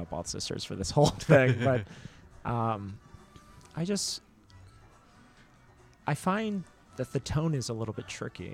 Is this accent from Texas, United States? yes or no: yes; Carrollton, Texas, United States; moved away; I grew up in Dallas, Texas, and in a Cambodian household, but surrounded by, you know, suburban white Texas